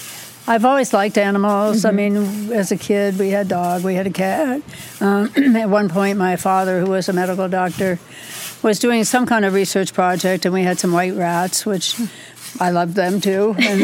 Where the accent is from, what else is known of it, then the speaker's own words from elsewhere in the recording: East Coast, United States; moved away; also born or lived in Bay Area, California; I'm from the East Coast originally.